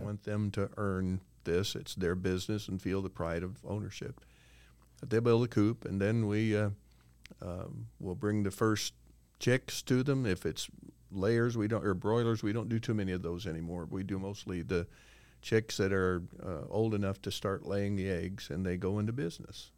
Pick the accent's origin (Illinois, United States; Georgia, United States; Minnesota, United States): Illinois, United States; moved away as an adult; also born or lived in Cincinnati, Ohio / Jacksonville, Florida; Brenda and I grew up in Illinois